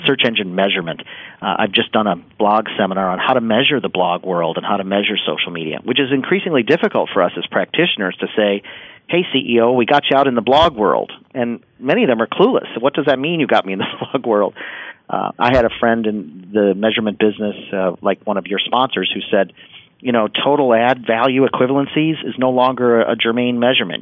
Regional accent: Washington, District of Columbia, United States; I grew up here in Washington in the 70s

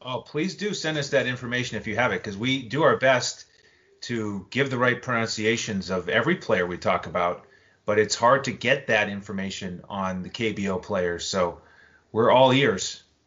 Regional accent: New England, United States; growing up in New England

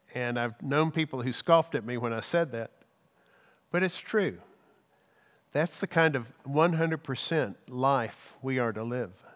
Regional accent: Texas, United States; I love being a Texan

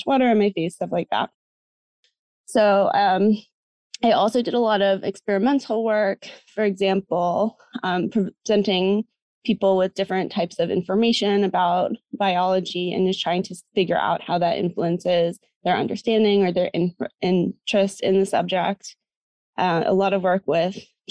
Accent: New Jersey, United States; now in Massachusetts, United States; So I'm originally from the US. So I'm from New Jersey, not too far from where I am now, which is Massachusetts.

